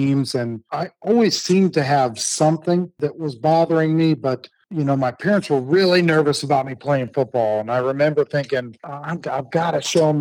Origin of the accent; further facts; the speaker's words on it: Akron, Ohio, United States; now in Oklahoma City, United States; I grew up in Northeast Ohio